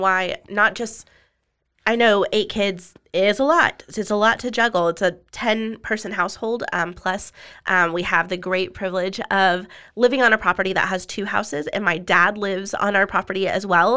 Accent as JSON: {"language": "English", "town": "Austin", "region": "Texas", "country": "United States", "also_born_or_lived": "Colorado / Dripping Springs, Texas", "lives_now": "Waco, United States", "said": "I'm from the South Austin area"}